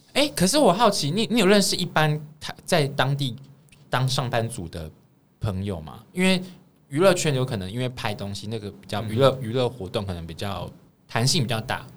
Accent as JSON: {"language": "Chinese", "country": "Taiwan", "said": "我们台湾人是追求买房"}